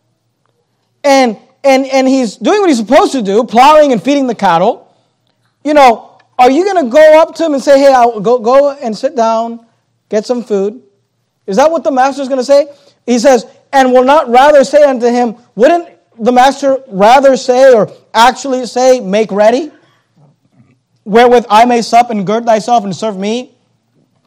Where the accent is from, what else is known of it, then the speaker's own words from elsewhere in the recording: United States; we're American Christians, and as American Christians